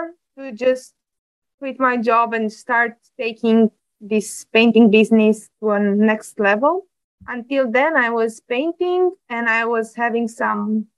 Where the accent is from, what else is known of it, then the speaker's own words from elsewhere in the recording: Bucharest, Romania; English is a second language; moved away as an adult; now in Netherlands; I was born in Bucharest in Romania. And I lived there until I finished university